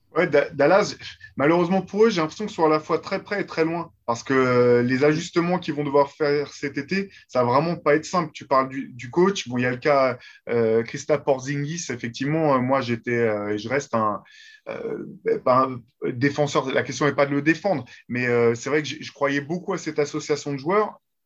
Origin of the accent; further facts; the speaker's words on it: France; nous, en tant que Français